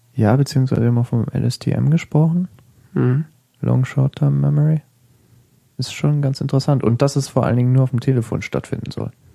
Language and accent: German; Hesse, Germany; ich bin in Hessen aufgewachsen